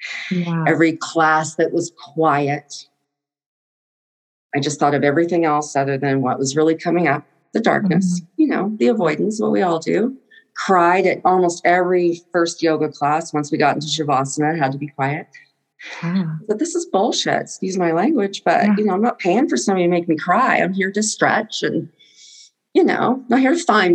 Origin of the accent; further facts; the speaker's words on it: Texas, United States; I grew up in Texas.